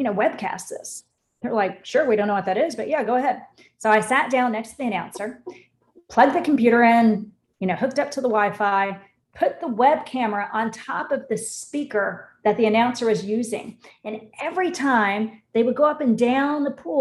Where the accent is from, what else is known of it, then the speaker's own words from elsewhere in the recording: Orlando, Florida, United States; I grew up here in Orlando, born and raised here